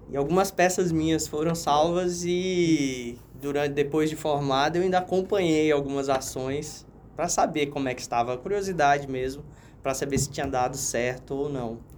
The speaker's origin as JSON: {"language": "Portuguese", "town": "Natal", "region": "Rio Grande do Norte", "country": "Brazil", "tie": "born there", "moved": "yes", "lives_now": "Rondônia, Brazil", "said": "eu nasci em Natal e o meu irmão nasceu em Brasília."}